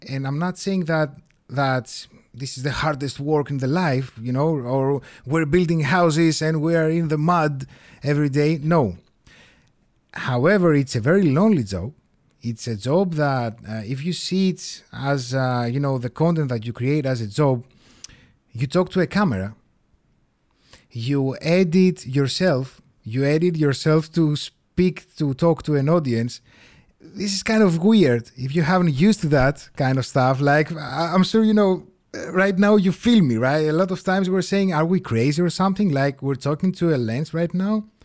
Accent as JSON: {"language": "English", "country": "Greece", "first_language": "Greek", "second_language": "English"}